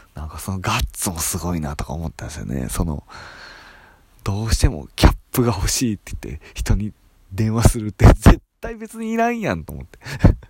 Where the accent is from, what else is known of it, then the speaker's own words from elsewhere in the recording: Itami, Hyogo, Japan; moved away; also born or lived in Nagoya; 兵庫県伊丹市で育ったんですけども